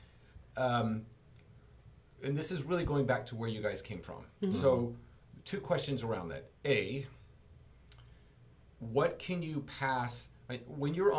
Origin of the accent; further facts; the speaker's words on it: southern Utah, United States; growing up in southern Utah